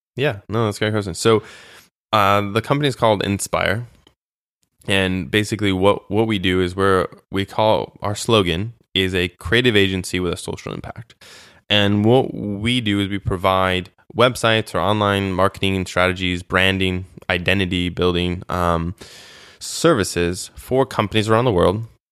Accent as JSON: {"language": "English", "country": "United States", "also_born_or_lived": "Moldova", "moved": "as an adult", "said": "as an American, for me, specifically my service"}